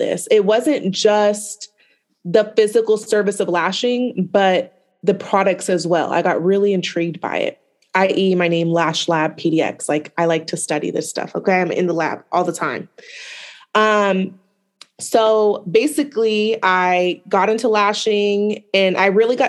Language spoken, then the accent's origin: English; Portland, Oregon, United States; I am from the West Coast, Portland, Oregon native